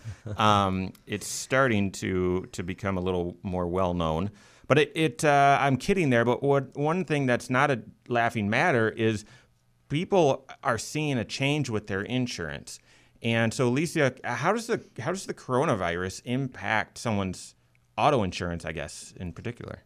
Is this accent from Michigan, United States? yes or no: yes; Michigan, United States; now in Indiana, United States; I grew up in Michigan